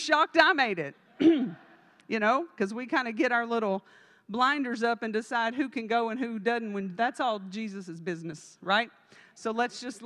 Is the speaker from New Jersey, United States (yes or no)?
no; Texas, United States; I'm from Texas